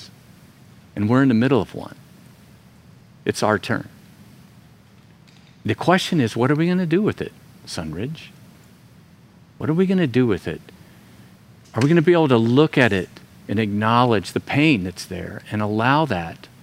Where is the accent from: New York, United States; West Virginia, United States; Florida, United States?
Florida, United States; moved away; Florida, my home state